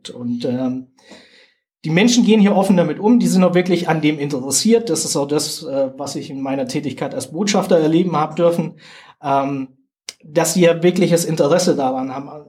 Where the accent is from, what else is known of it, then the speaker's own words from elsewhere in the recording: Germany; Jetzt hört man ja an meinem Dialekt, dass ich jetzt nicht unbedingt hier